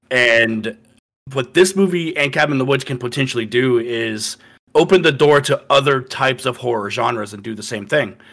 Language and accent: English; Florida, United States; born or raised there